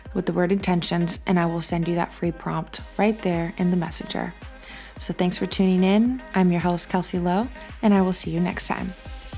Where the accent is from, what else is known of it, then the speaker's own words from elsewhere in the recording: United States; I'm from the United States